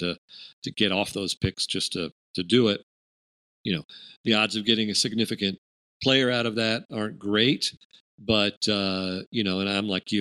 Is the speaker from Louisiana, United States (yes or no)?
no; Houston, Texas, United States; someone growing up in Houston